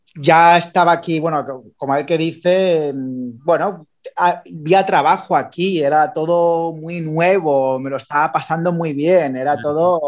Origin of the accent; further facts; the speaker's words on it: Barcelona, Catalonia, Spain; moved away as an adult; now in England, United Kingdom; yo soy de Barcelona, me vine de Barcelona